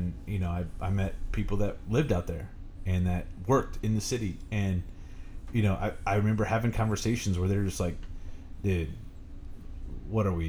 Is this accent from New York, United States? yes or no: no; Fortville, Indiana, United States; I grew up in Fortville, and it's a country place